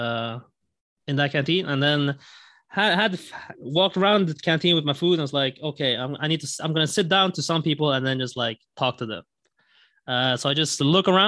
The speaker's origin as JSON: {"language": "English", "country": "Sweden", "tie": "born or raised there", "also_born_or_lived": "Glasgow, Scotland / Singapore", "moved": "as an adult", "said": "I am from Sweden. I grew up there and I went to Glasgow in Scotland to study computer science."}